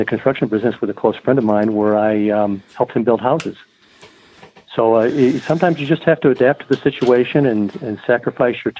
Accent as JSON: {"language": "English", "town": "Jamestown", "region": "New York", "country": "United States", "tie": "born or raised there", "also_born_or_lived": "Provo, Utah", "moved": "as an adult", "said": "growing up in Jamestown and a great outdoor life there"}